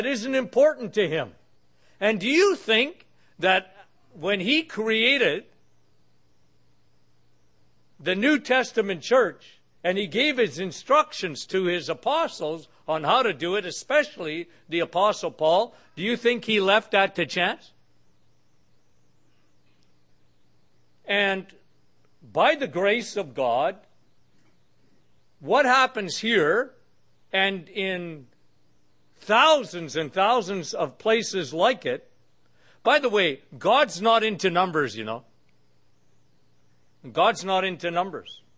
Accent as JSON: {"language": "English", "country": "Canada", "said": "I'm from Canada"}